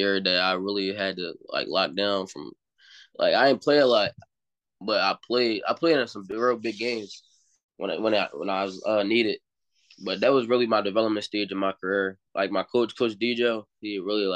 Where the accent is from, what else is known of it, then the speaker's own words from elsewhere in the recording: Philadelphia, Pennsylvania, United States; now in Delaware, United States; I'm from Philadelphia, but I currently play football in Delaware at Middletown High School